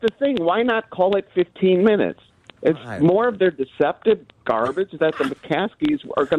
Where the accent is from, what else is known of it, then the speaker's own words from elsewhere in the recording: Arlington Heights, Illinois, United States; I grew up in Arlington Heights.